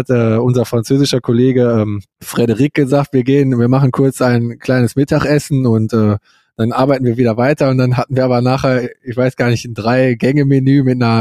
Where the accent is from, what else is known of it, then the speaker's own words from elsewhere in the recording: Germany; als Deutscher denkt man, man geht kurz ins Hotel und äh, geht dann in die, ins Restaurant essen